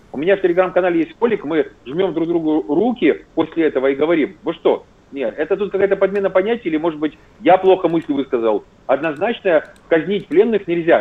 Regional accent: Zaporizhzhia, Zaporizhzhia Oblast, Ukraine; moved away; я сам коренной запорожец, я больше 30 лет прожил в Запорожье

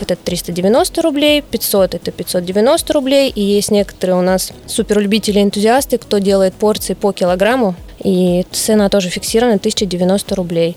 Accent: Khabarovsk Krai, Russia; now in Vladivostok, Russia; Я сама из Хабаровского края, и когда переехала в Владивосток

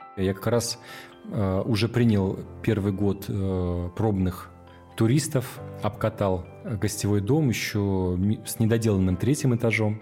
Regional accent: Petropavlovsk-Kamchatsky, Kamchatka Krai, Russia; Я родился в Петропавловске-Камчатском в 1982 году

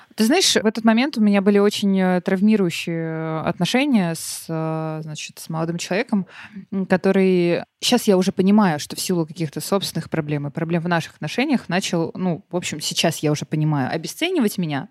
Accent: Russia; я наполовину таджичка, и я росла в России

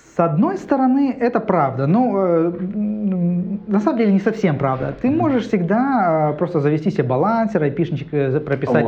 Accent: Krasnoyarsk, Krasnoyarsk Krai, Russia; moved away as an adult; now in Saint Petersburg, Russia; Я уехал из Сибири, там, э, от жары как раз приехал сюда

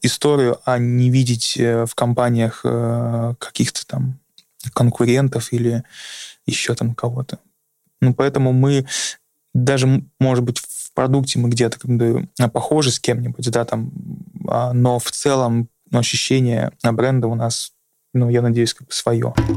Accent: Urals, Russia; moved away; also born or lived in Saint Petersburg; я тоже с Урала, я там жил

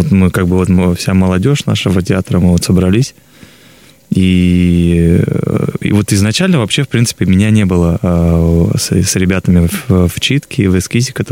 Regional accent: Novosibirsk, Novosibirsk Oblast, Russia; я сам сибиряк из Новосибирска

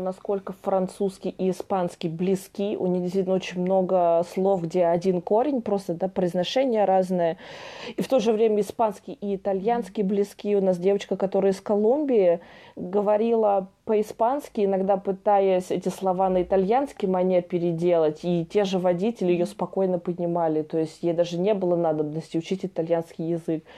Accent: Russia; moved away as an adult; also born or lived in France; из России

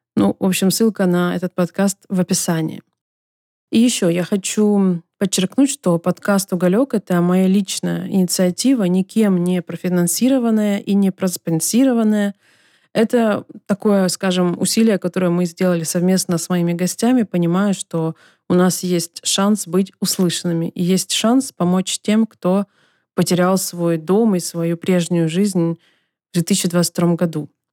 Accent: Donetsk, Donetsk Oblast, Ukraine; moved away as an adult; в котором я родилась и выросла

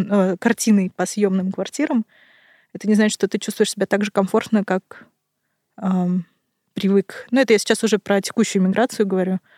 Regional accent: Kazakhstan; born there; also born or lived in Russia; я родилась в Казахстане, потом жила в России, теперь снова в Казахстане. И очень много перемещалась.

